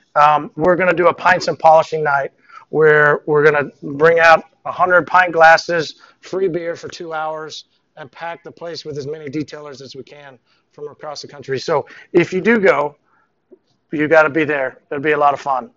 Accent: Tulsa, Oklahoma, United States; I was working um, here in Tulsa. I'm from Tulsa.

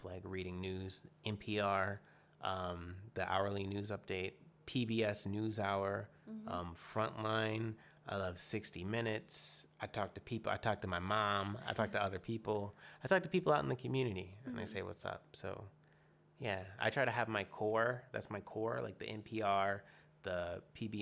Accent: Atlanta, Georgia, United States; now in Portland, United States; I'm originally from Atlanta, Georgia.

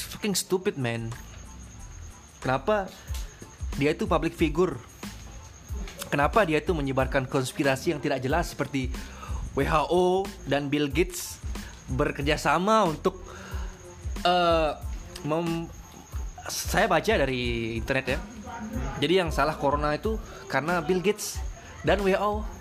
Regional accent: Lombok, West Nusa Tenggara, Indonesia; kita ini orang Lombok ya biar kalian tahu Kita tinggal di Mataram

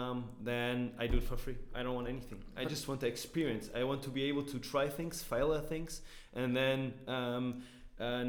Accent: Berlin, Germany; also born or lived in St. Louis, United States; I'm from Berlin, like born and raised

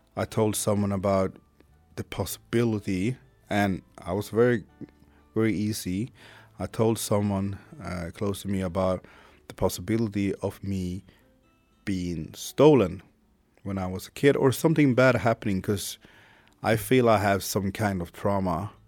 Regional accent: Sweden; first language Swedish; English is a second language; also born or lived in Haiti; I was born in Haiti in 1980, came to Sweden in 1981. I was about eight or nine months when I came to Sweden.

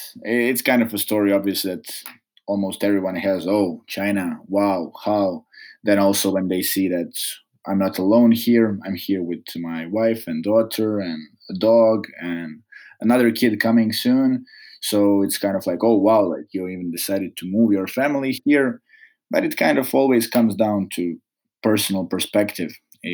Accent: Čapljina, Federation of Bosnia and Herzegovina, Bosnia & Herzegovina; English is a second language; also born or lived in Mostar / Metković, Croatia; So I was born in Mostar, raised in Chaplina and Metković, so on both sides of border between Bosnia and Herzegovina and Croatia, deep south.

